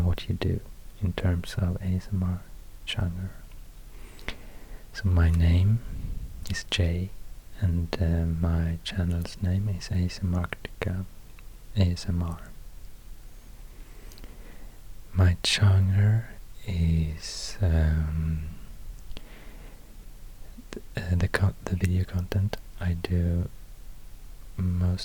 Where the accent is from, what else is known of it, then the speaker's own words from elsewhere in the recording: Sweden; accent: Swedish; first language Swedish; English is a second language; I speak English in a Swedish accent, so I don't speak my first language